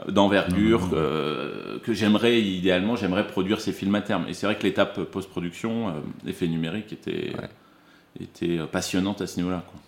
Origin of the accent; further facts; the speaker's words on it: Dijon, Bourgogne-Franche-Comté, France; moved away as an adult; also born or lived in Lille / Arizona; now in Paris, France; J'ai grandi en, Bourgogne à Dijon